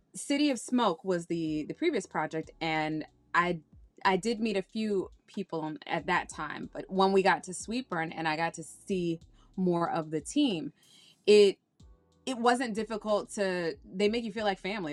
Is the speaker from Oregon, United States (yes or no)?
no; Washington, District of Columbia, United States; moved away as an adult; also born or lived in Nevis / Saint Kitts; now in New York, United States; I was born and raised in Washington, D C